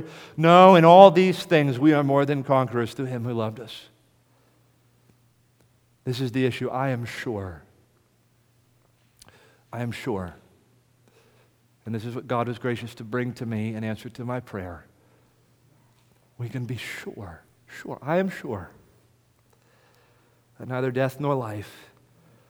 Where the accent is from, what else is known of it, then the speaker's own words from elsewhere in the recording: United States; accent: American; my American accent